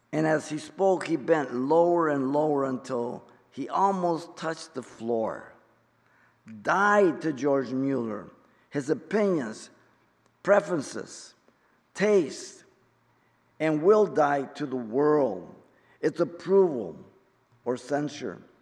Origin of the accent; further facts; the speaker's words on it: Mexico City, Mexico; I'm Mexican. I was born in Mexico City.